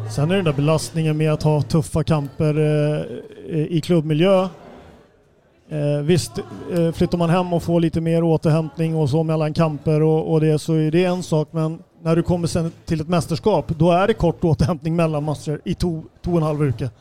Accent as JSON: {"language": "Swedish", "country": "Sweden", "also_born_or_lived": "Norway", "moved": "as an adult", "said": "jag kom som svensk till Norge"}